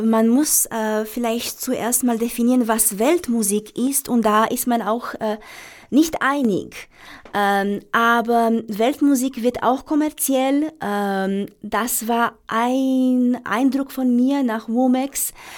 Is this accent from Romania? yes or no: yes; Romania; now in Vienna, Austria; ich Sehnsucht nach meiner, nach meiner Heimat hatte